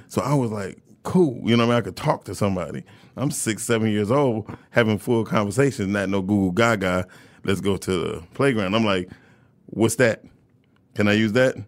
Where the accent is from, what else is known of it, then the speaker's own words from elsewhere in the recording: Detroit, Michigan, United States; I grew up, I grew up on Puritan all my whole entire life.